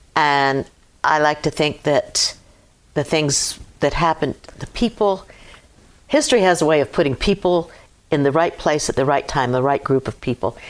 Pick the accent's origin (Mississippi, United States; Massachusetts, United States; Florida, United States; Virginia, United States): Virginia, United States; Hampton; moved away as an adult; now in Clarksville, United States; I was born and raised in Hampton, Virginia